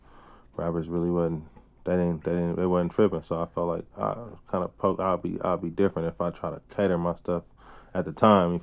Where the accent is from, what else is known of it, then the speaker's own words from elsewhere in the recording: Oakland, California, United States; also born or lived in Berkeley; I grew up in East Oakland.